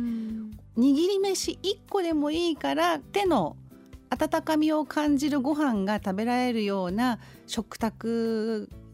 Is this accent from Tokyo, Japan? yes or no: yes; Tokyo, Japan; 東京生まれ東京育ちみたいな